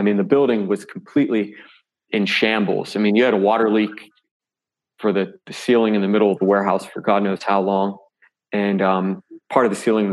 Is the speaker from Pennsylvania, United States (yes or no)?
yes; Pittsburgh, Pennsylvania, United States; I pretty much grew up there